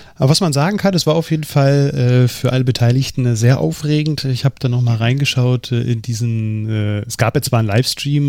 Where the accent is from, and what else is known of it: Germany